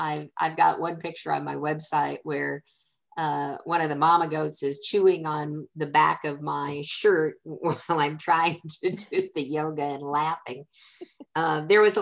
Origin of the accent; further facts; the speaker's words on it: Keokuk, Iowa, United States; my hometown, which is Keokuk, Iowa, a small town